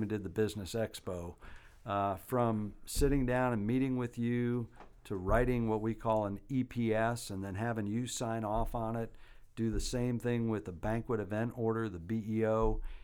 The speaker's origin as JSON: {"language": "English", "town": "Albany", "region": "New York", "country": "United States", "tie": "born or raised there", "also_born_or_lived": "Rochester, New York", "moved": "yes", "lives_now": "Athens, United States", "said": "my hometown of Albany, New York"}